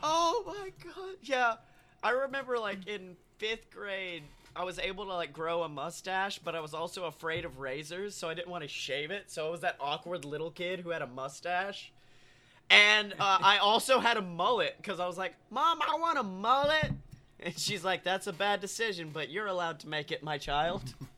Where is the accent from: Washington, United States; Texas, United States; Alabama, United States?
Alabama, United States; moved away as an adult; now in Florida, United States; I'm from Alabama